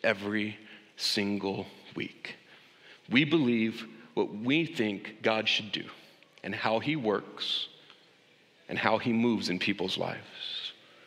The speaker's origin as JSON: {"language": "English", "country": "United States", "said": "As an American"}